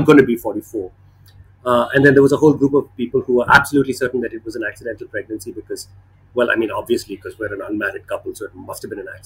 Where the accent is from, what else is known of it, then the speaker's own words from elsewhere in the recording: Bangalore, Karnataka, India; now in Chennai, India; I grew up in Bangalore